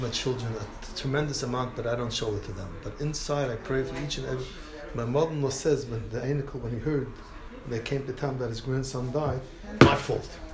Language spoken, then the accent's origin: English; New York City, New York, United States; I was brought up in the Lower East Side.